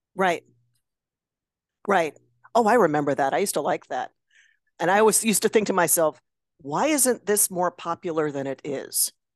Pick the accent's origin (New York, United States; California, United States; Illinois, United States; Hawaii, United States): Illinois, United States; Chicago area; I'm from Chicago